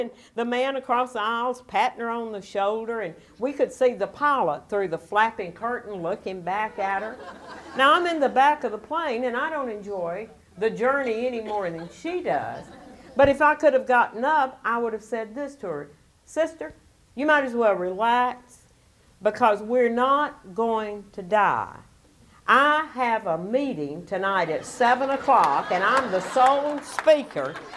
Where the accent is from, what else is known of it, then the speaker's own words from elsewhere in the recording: Alabama, United States; I was born in Alabama